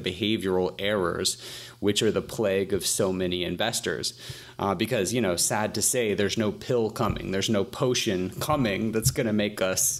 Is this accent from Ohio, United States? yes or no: no; Atlanta, Georgia, United States; So I'm from Atlanta, Georgia, and Atlanta is, you know, of course, home to Coca-Cola and UPS and a couple of other big businesses